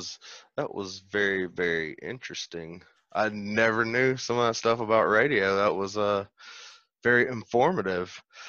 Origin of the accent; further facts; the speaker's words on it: the South, United States; I've listened to country music because I'm from the South.